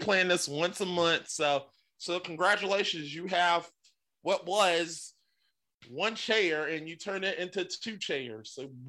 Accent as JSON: {"language": "English", "region": "the South", "country": "United States", "said": "I'm a Southerner"}